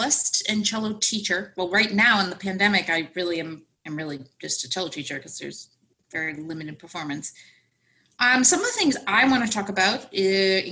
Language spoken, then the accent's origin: English; Connecticut, United States; moved away; I'm from Connecticut